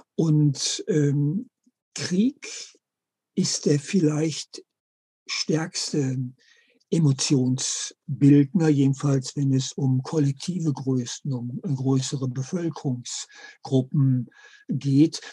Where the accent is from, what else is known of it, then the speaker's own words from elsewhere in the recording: Germany; bei uns in Deutschland